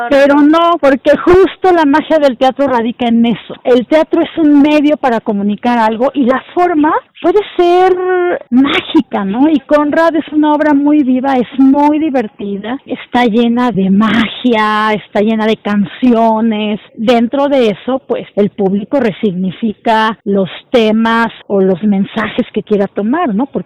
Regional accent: Celaya, Guanajuato, Mexico; Yo soy de Celaya y el Cervantino era mi Disneylandia

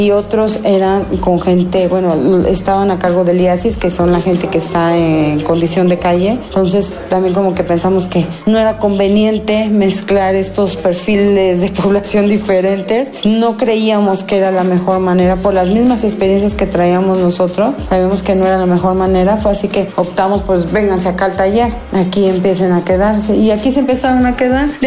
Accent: Mexico; al no sentirte aceptado completamente dentro de la sociedad mexicana, a pesar de que somos mexicanos

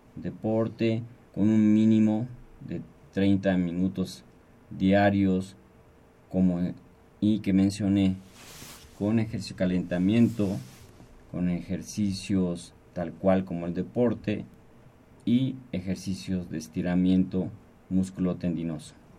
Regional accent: Mexico; La sociedad mexicana somos, la familia mexicana es muy unida

